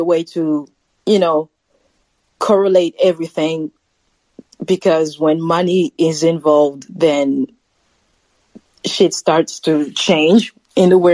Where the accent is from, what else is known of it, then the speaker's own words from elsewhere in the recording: Paris, Île-de-France, France; Paris, France, another Frenchie here